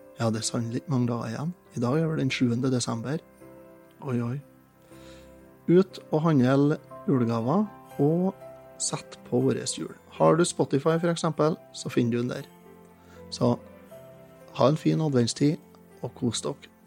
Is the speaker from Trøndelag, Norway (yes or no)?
yes; Trøndelag, Norway; som trønder og som har vokst opp med det her